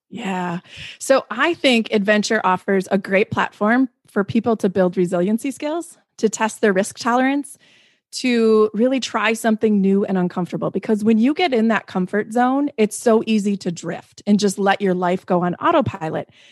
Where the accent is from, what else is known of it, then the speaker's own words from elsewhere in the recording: Midwest, United States; I come from the Midwest. Like, we're humble people